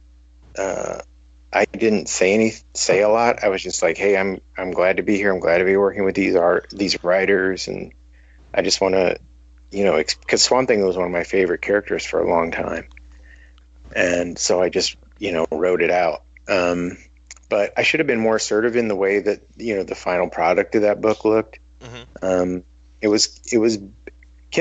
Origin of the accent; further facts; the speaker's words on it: Midwest, United States; I'm from the Midwest